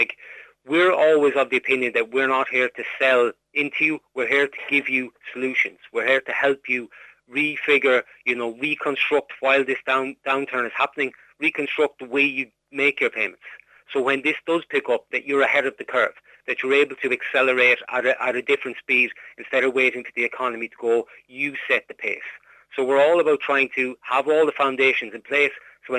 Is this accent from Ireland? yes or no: yes; Ireland; we're Irish, we're out there, we're able to do all this